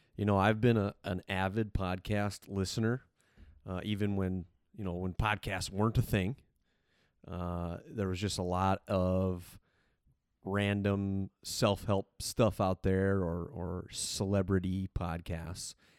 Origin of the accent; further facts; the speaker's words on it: South Dakota, United States; born and raised in South Dakota